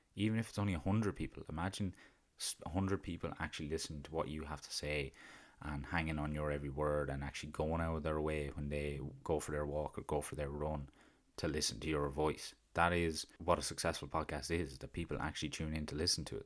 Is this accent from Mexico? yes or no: no; County Carlow, Leinster, Ireland; accent: County Carlow; my country Carlo accent